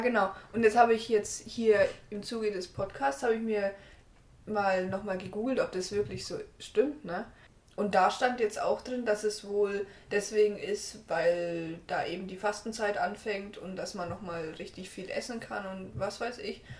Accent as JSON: {"language": "German", "town": "Herrieden", "region": "Bavaria", "country": "Germany", "said": "Bei uns in Herrieden gab es zum Beispiel immer noch so ein äh, Spiel in der Kirche am Sonntag immer"}